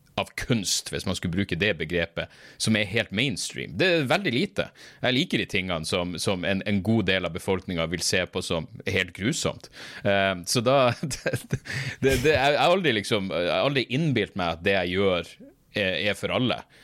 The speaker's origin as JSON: {"language": "Norwegian", "town": "Narvik", "region": "Nordland", "country": "Norway", "tie": "born or raised there", "accent": "Northern Norwegian", "moved": "yes", "lives_now": "Oslo, Norway", "said": "jeg kom meg bort fra Narvik"}